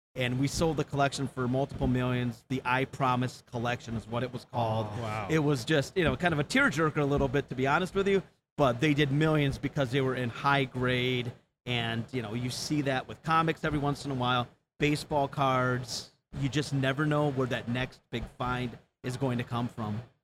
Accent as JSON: {"language": "English", "region": "Wisconsin", "country": "United States", "tie": "born or raised there", "said": "born and raised in Wisconsin"}